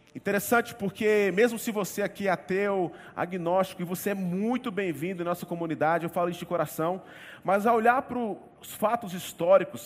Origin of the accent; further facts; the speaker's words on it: Northeast Region, Brazil; nós que somos do Nordeste, temos o costume de tempos em tempos a gente viajar para o sertão do nosso estado